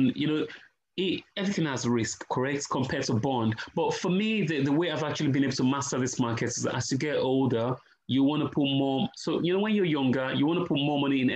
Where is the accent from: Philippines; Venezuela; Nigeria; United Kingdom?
Nigeria; I'm Nigerian, right? And rice is our staple food